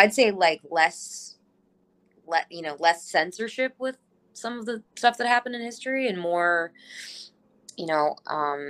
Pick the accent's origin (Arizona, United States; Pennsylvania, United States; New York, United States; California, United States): Arizona, United States; Cave Creek; now in Los Angeles, United States; I grew up in Cave Creek, but Phoenix and Scottsdale were the areas that had like the shows and stuff.